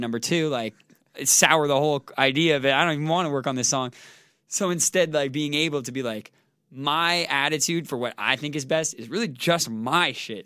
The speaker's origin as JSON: {"language": "English", "country": "Canada", "tie": "born or raised there", "said": "growing up in Canada"}